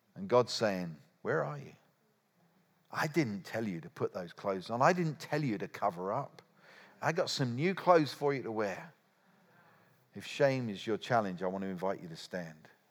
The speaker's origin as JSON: {"language": "English", "country": "United Kingdom", "said": "I'm a Brit"}